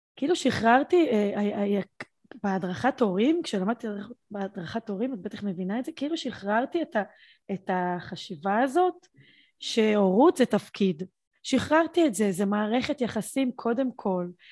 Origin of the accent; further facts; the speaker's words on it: Beersheba, Southern District, Israel; אני מבאר שבע